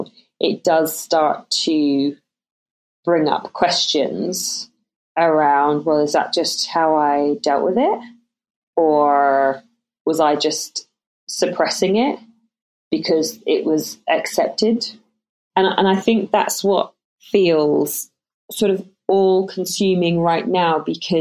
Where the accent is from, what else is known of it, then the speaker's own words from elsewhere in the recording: London, United Kingdom; also born or lived in Ireland; We moved over to England when I was 7. We lived in London.